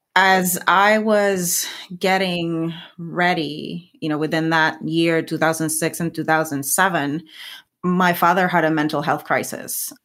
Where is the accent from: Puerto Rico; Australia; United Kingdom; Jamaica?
Puerto Rico; first language Spanish; English is a second language; moved away as an adult; now in United States; I was always very proud of being a Puerto Rican scientist.